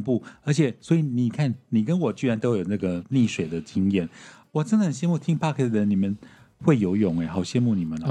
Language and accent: Chinese; Taiwan; 就我一个台湾人